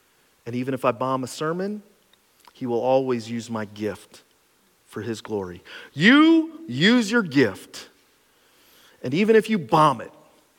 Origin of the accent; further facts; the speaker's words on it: Cressona, Pennsylvania, United States; When I grew up in Cresona, your parents would hand you a BB gun and half a sandwich